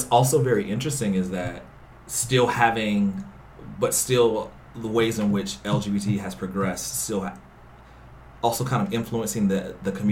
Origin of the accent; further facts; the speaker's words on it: North Carolina, United States; moved away; I'm from the South originally, so I'm from North Carolina.